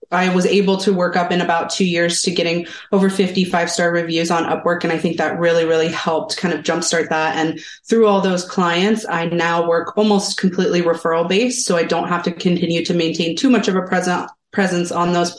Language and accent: English; Columbus, Ohio, United States; now in Salem, United States; I'm actually from the Midwest, the Columbus, Ohio area.